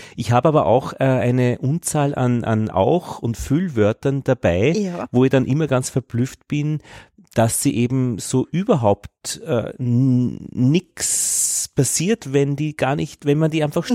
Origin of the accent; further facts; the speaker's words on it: Upper Austria, Austria; als Oberösterreicher